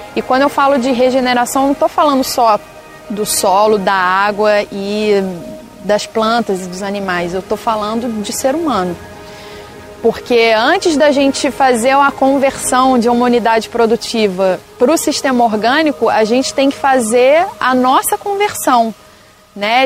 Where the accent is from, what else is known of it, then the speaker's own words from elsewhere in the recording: Brazil; moved away as an adult; eu estava trabalhando em vários lugares do Brasil, morei em diversos lugares e me vi voltando para cá. Para onde eu nasci, para onde estava minha família